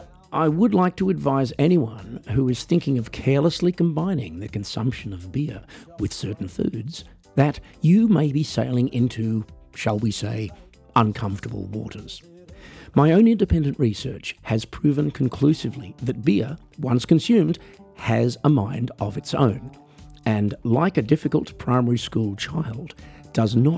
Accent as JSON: {"language": "English", "country": "Australia", "said": "I'm an Australian musician"}